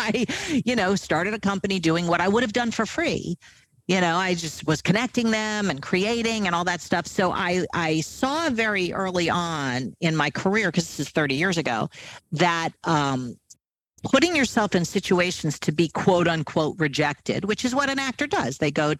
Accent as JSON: {"language": "English", "region": "New York", "country": "United States", "also_born_or_lived": "California", "said": "we were living in California at the time, and I'm from New York."}